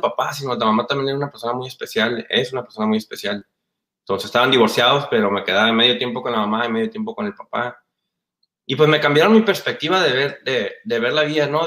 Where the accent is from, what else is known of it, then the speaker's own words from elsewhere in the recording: Mexico; moved away; Aunque mi papá es americano, pero pues yo crecí en México